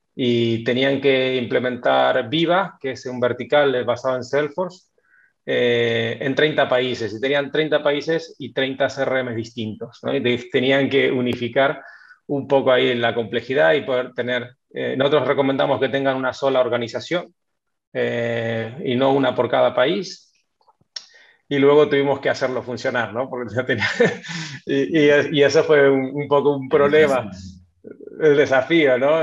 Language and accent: Spanish; Necochea, Buenos Aires Province, Argentina; moved away as an adult; also born or lived in Mar del Plata, Argentina / Madrid, Spain; now in Spain; soy, de Necochea, pero hacía varios años que vivía en Mar del Plata